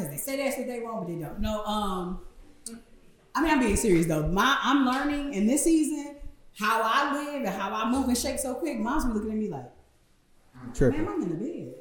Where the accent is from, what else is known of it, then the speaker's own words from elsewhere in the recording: Detroit, Michigan, United States; born and raised in Detroit.